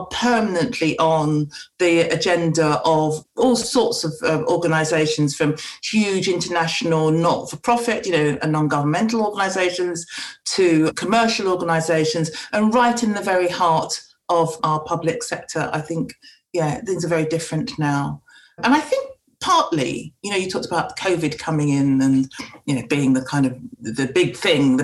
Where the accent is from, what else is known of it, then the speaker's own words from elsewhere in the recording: England, United Kingdom; I'm a black woman growing up in England